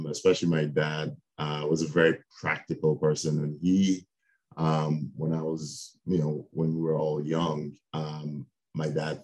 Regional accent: Nigeria; moved away as an adult; I was born in Nigeria in West Africa. I spent my first 18 years in Nigeria.

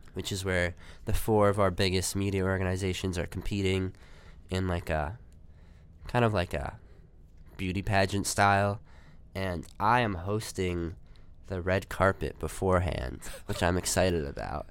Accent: New Jersey, United States; I'm from New Jersey

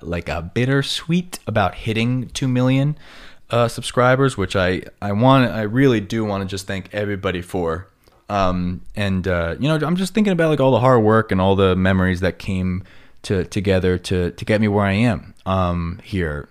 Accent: Long Island, New York, United States; accent: New York; moved away as an adult; now in Los Angeles, United States; my block on Long Island

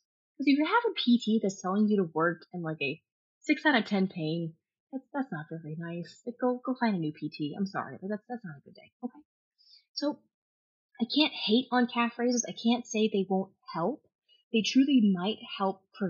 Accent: Kentucky, United States; I grew up in Kentucky.

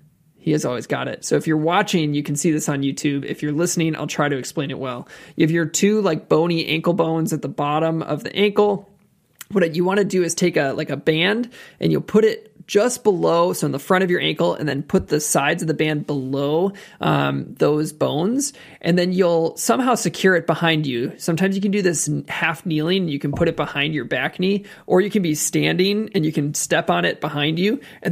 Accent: Wisconsin, United States; We're from Wisconsin, aren't we?

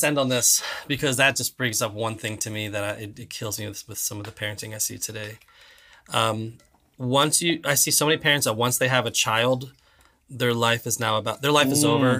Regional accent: Florida, United States; also born or lived in Virginia; I grew up in South Florida, but not Central Florida.

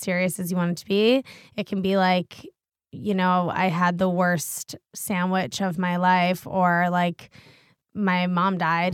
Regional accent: Washington, District of Columbia, United States; also born or lived in Connecticut; I grew up in Washington, D C, which is, like, the center of bro

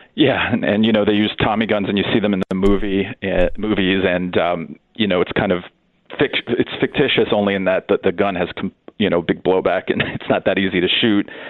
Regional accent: New York, United States; I grew up in New York

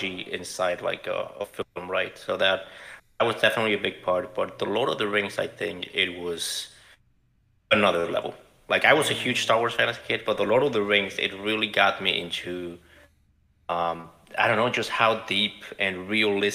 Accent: Guadalajara, Jalisco, Mexico; also born or lived in Chicago; now in Los Angeles, United States; I grew up in Mexico. I'm from Guadalajara.

